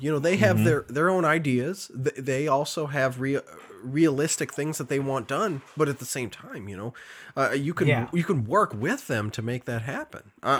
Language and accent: English; Elgin, Illinois, United States; born there; I am. I was born in Elgin, Illinois.